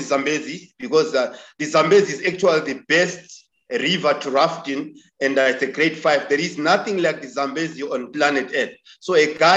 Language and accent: English; Victoria Falls, Matabeleland North, Zimbabwe; Born and bred in Vic Falls. I'm from a village close to Victoria Falls called Sizinda. I grew up there.